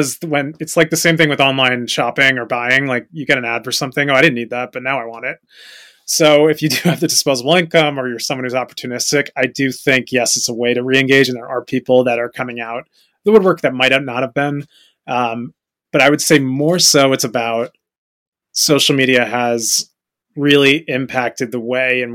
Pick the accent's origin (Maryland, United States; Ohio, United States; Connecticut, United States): Connecticut, United States; Fairfield; moved away as an adult; now in New York City, United States; I grew up in Fairfield, Connecticut, and I moved to the city immediately after graduating college